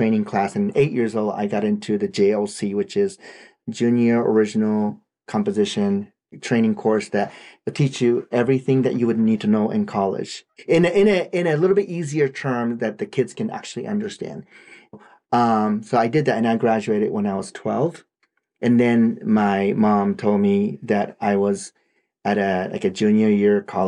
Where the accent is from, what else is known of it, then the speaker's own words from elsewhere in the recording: Japan; first language Japanese; English is a second language; moved away; I did this in my own language too